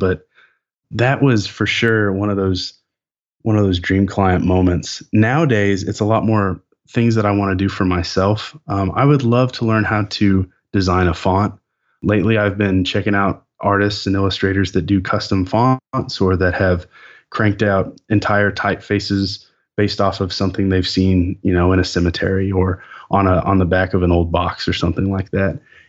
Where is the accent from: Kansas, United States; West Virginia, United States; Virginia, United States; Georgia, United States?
Kansas, United States; Lawrence; we're both from Kansas, just very close to where I grew up. Like, {S0} it's in the blood. {S1} Like I was born in Lawrence.